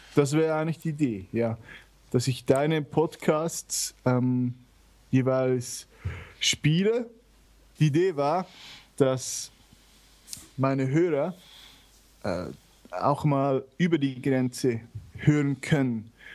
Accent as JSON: {"language": "German", "region": "German-speaking Switzerland", "country": "Switzerland", "tie": "born or raised there", "said": "ich bin in der Deutschschweiz aufgewachsen"}